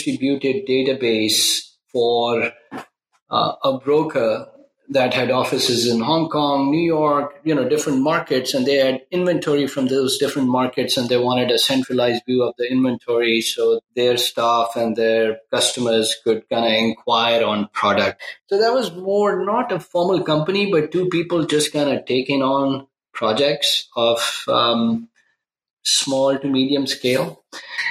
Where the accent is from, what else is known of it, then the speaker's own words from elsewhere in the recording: Pakistan; moved away as an adult; now in United States; I was born in Pakistan, and I moved to the U.S. Pre-internet email days to go to college. So after high school, I came to the U.S. to go to college